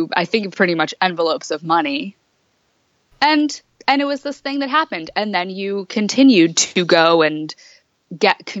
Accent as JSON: {"language": "English", "town": "Ansonia", "region": "Connecticut", "country": "United States", "tie": "born or raised there", "said": "I grew up in Connecticut in a little town called Ansonia, kind of right outside of New Haven"}